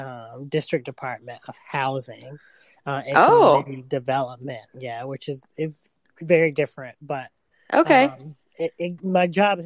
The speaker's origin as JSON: {"language": "English", "town": "McDonough", "region": "Georgia", "country": "United States", "also_born_or_lived": "Fairfax County, Virginia", "moved": "yes", "lives_now": "Washington, D.C., United States", "said": "From right outside of Atlanta, not exactly Atlanta. Okay. It's a small town called McDonough, Georgia"}